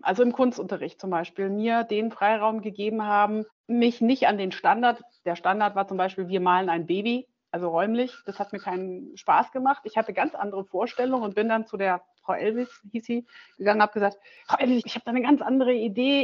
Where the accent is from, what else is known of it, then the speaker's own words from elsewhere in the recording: Germany; also born or lived in Schwerte, Germany / Noordwijk, Netherlands / Griesheim, Germany; ich nach dem sechsten Jahr wieder dann nach Deutschland gekommen bin